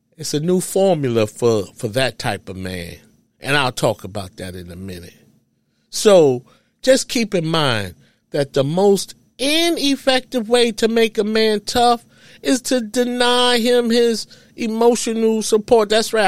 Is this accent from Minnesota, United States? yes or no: no; New York City, New York, United States; I grew up in New York City